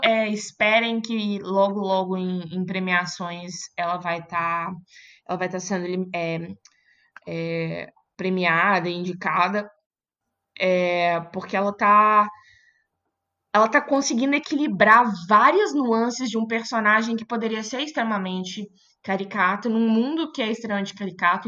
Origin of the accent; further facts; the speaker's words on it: Belo Horizonte, Minas Gerais, Brazil; now in São Paulo, Brazil; Eu sou de Belo Horizonte